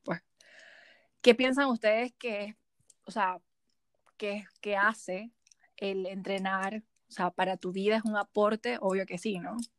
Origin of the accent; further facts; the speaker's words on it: Cuyagua, Aragua, Venezuela; now in Santiago, Chile; Yo soy de Cuyagua y yo vivía todas las semanas en la playa